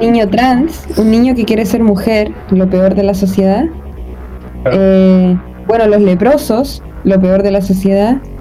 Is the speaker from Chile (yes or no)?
yes; Chile; somos personas chilenas